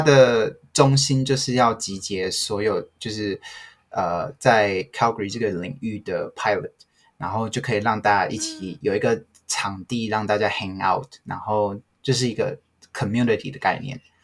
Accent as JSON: {"language": "Chinese", "country": "Taiwan", "moved": "as an adult", "lives_now": "Canada", "said": "我也很以身为台湾人为荣，我，在加拿大我都告诉大家说我是台湾人，我不是中国人"}